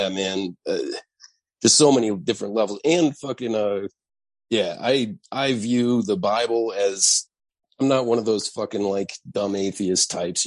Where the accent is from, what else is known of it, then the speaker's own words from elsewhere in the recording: Santa Fe, New Mexico, United States; I had a solstice cactus growing up in Santa Fe